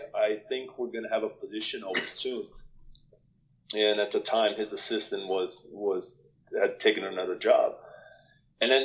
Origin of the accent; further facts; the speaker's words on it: Brazil; moved away as an adult; also born or lived in Canada; now in United States; we're both from Brazil